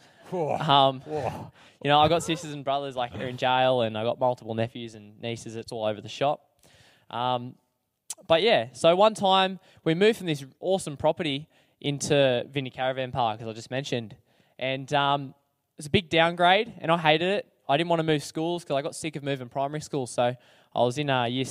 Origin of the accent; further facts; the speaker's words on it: Hawkesbury, New South Wales, Australia; I'm from the Hawkesbury area